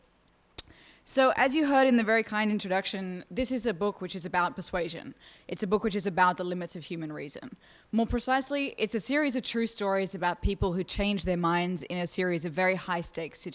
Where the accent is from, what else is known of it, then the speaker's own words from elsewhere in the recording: Australia; you can hear my accent, I'm from Australia